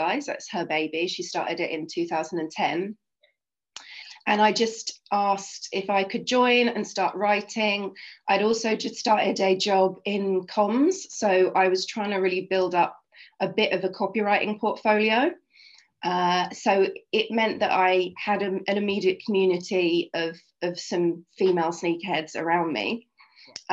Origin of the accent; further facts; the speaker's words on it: Oxfordshire, South East England, United Kingdom; moved away as an adult; also born or lived in Brighton; now in London, United Kingdom; I grew up in Oxfordshire in a little town about half an hour outside Oxfordshire.